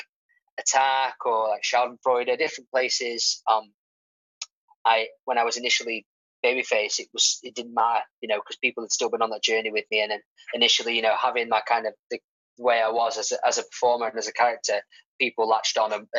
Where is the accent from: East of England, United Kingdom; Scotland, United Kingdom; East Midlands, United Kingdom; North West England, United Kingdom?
North West England, United Kingdom; Stockport; I'm from Stockport